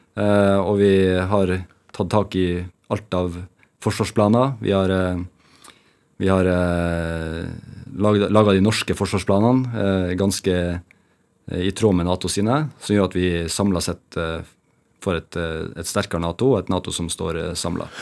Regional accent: Bjerkvik, Nordland, Norway; moved away; also born or lived in Narvik; vokste opp, så gikk jeg jo barne- og ungdomsskolen i Bjerkvik, og så gikk jeg videregående i Narvik

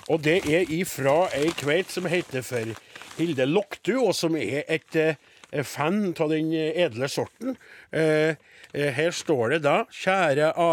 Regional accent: Vestland, Norway; Jeg kommer tre mil fra Bergen.

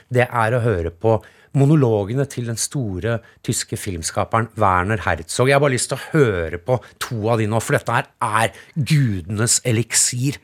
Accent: Norway

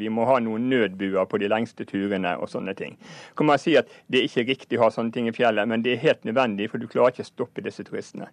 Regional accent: Norway; vi som nordmenn

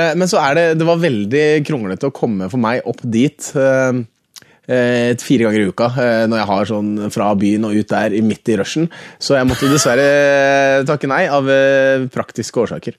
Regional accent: Oslo, Norway; Jeg er fra Theisen i Oslo

